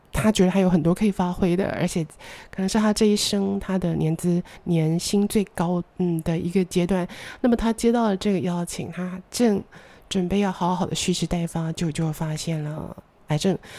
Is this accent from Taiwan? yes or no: yes; Taichung, Taiwan; moved away as an adult; also born or lived in Taipei; 我们老家的二楼的大客厅放着我的两台演奏型的钢琴